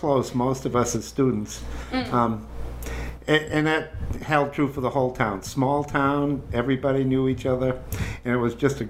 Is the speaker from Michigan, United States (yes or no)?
no; Groton, Massachusetts, United States; I went to Groton High School in Groton, Mass, basically where I grew up until I was in my early 20s and left home.